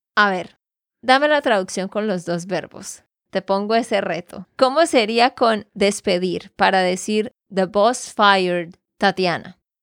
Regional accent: Santander, Colombia; de Santander, Colombia

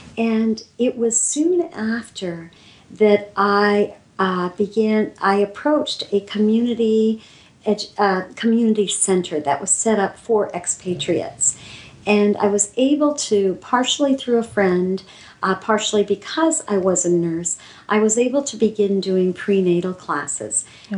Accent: Pakistan; We grew up together in Pakistan.

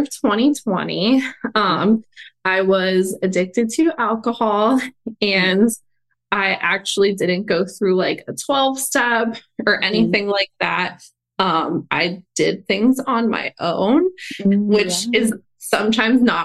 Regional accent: Pennsylvania, United States; moved away as an adult; also born or lived in Atlanta, Georgia; I moved from Atlanta to Pennsylvania is where I'm originally from.

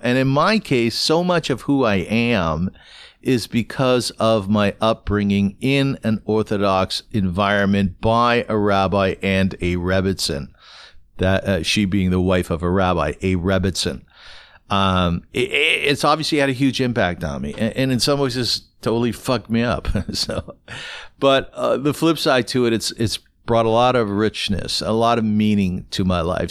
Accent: Kitchener, Ontario, Canada; now in Toronto, Canada; When I was growing up in Kitchener

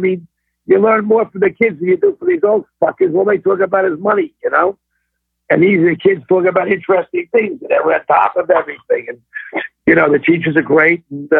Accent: New York, United States; I'm a fucking New Yorker. That's what I am. I talk like a New Yorker

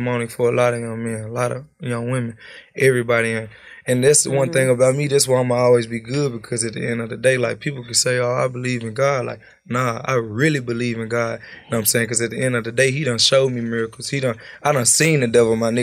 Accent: Memphis, Tennessee, United States; Growing up in Memphis

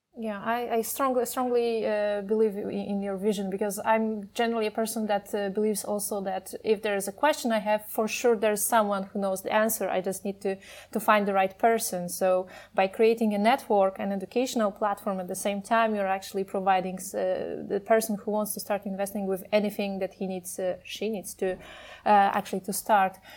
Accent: Poland; I'm from Poland.

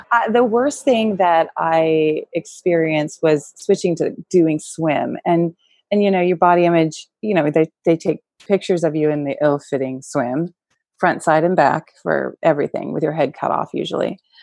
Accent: California, United States; also born or lived in New York; I was born not in California, but basically, most of my growing up years were in California.

